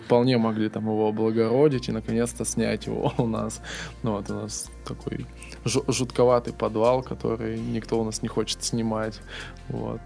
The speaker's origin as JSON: {"language": "Russian", "town": "Irkutsk", "region": "Irkutsk Oblast", "country": "Russia", "moved": "as an adult", "lives_now": "Saint Petersburg, Russia", "said": "я сам из Иркутска, недалеко от Байкала"}